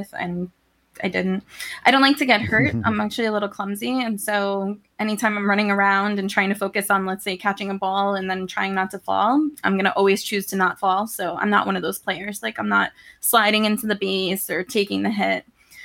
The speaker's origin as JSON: {"language": "English", "town": "New York City", "region": "New York", "country": "United States", "tie": "born or raised there", "said": "I grew up in Queens, New York, where I still live, just in a different part of New York City."}